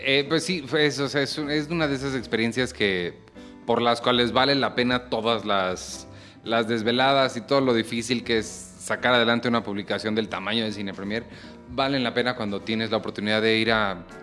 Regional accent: Mexico; México es un país pues, muy católico, ¿no? Creo que todos aquí crecimos como católicos

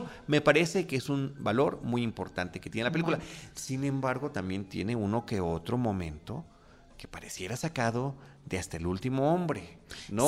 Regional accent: Mexico; como latinos, como mexicanos

